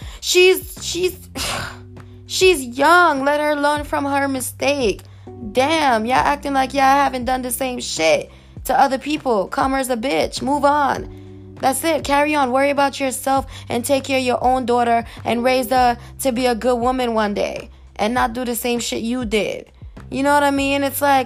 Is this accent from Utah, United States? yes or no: no; New York, United States; I come from New York